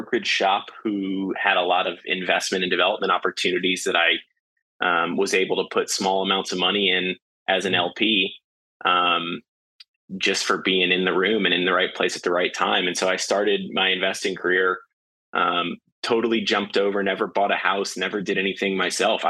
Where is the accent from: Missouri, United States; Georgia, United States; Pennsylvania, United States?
Missouri, United States; St. Louis; moved away as an adult; also born or lived in Houston, Texas; now in Austin, United States; I was born and raised in St. Louis, Missouri, moved to Austin in 2009 to go to UT and study finance